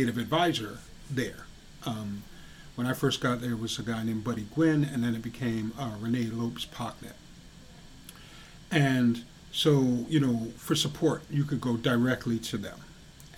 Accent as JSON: {"language": "English", "region": "New York", "country": "United States", "tie": "born or raised there", "moved": "as an adult", "lives_now": "Hadley, Massachusetts, United States", "said": "I grew up in New York, the city is only like 15, 20 minutes away."}